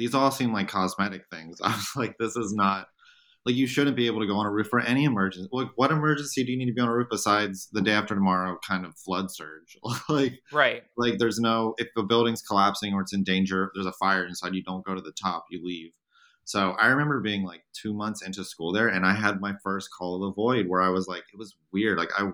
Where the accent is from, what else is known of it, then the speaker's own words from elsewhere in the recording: the South, United States; moved away as an adult; also born or lived in Germany / Greece / New York; I grew up in the South where things are maybe two stories tall